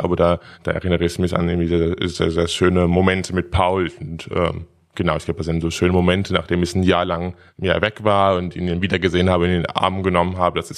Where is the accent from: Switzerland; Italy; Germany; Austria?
Germany; Dortmund, North Rhine-Westphalia; now in Berlin, Germany; Im wunderschönen Dortmund.